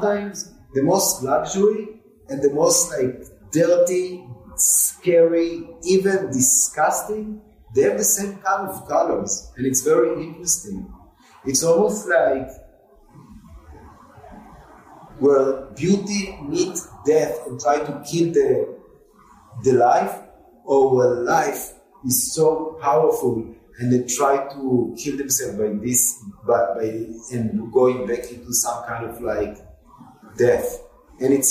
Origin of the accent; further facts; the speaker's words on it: Tel Aviv, Tel Aviv District, Israel; moved away; I remember growing up in Israel. Half of Tel Aviv was like dunes, you know, in the 70s, 80s.